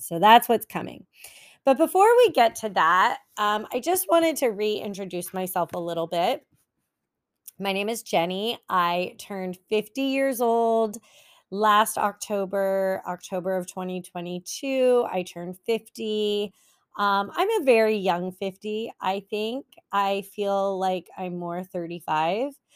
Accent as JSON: {"language": "English", "area": "San Francisco Bay Area", "region": "California", "country": "United States", "moved": "as an adult", "lives_now": "Los Angeles County, United States", "said": "I've always lived in California. Um, I'm from the Bay Area, San Francisco Bay Area"}